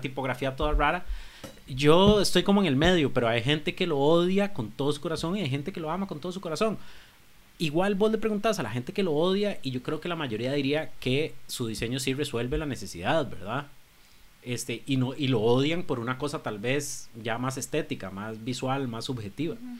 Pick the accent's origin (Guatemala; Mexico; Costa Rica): Costa Rica; cómo somos como costarricenses